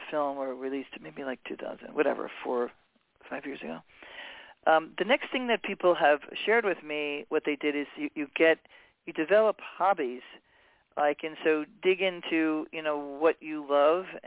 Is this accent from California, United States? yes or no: no; New York City, New York, United States; also born or lived in Hawaii; now in Los Angeles, United States; I grew up in New York City. I finished growing up in Hawaii.